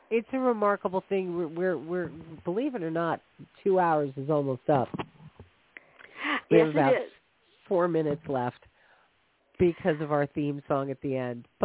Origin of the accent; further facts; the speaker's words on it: East Coast, United States; I grew up on the East Coast, and it's not like racism isn't all around the country